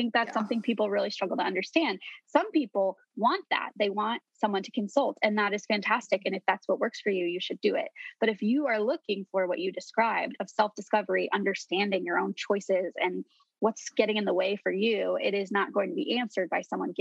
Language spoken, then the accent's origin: English; Colorado, United States; It's the drink of my home state.